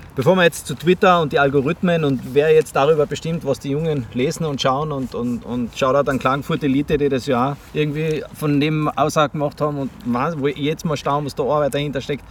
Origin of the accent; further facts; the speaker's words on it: Tyrol, Austria; ich bin aus Tirol